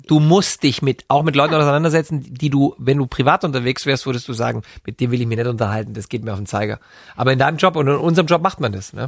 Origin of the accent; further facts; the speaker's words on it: Neu-Ulm, Bavaria, Germany; in Neu-Ulm, in Schwaben, wo ich herkomme